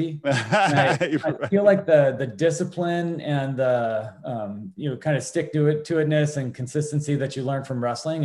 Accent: Port Angeles, Washington, United States; I grew up here in Port Angeles, Washington

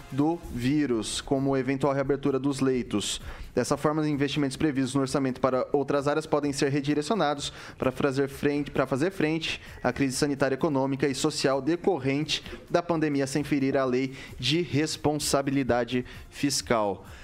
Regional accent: Araçatuba, São Paulo, Brazil; eu sou de Aracatuba

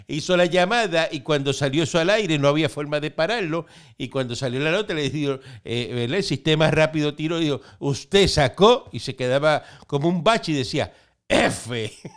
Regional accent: Cuba; now in Puerto Rico; yo vengo de Cuba

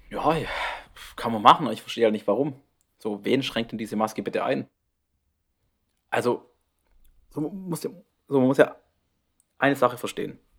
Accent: Baden-Württemberg, Germany; Schwarzwald. Dem schönsten Ort der Welt.

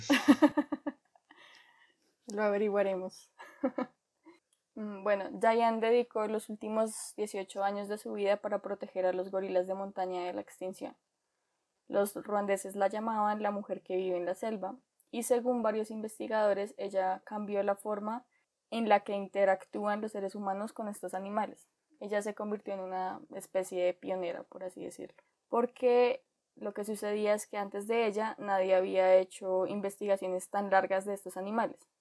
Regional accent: Colombia; como colombianos

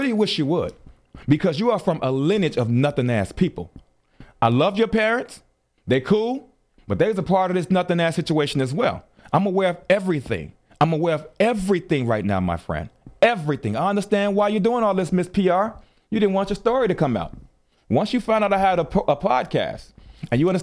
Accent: Chicago, Illinois, United States; You're talking to someone from Chicago. I am from Chicago

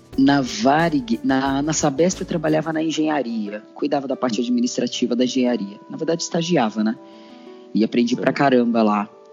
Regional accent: São Paulo, Brazil; Eu cresci na zona sul de São Paulo

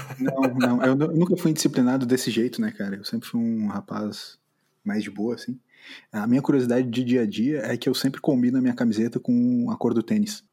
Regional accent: Brazil; como brasileiro

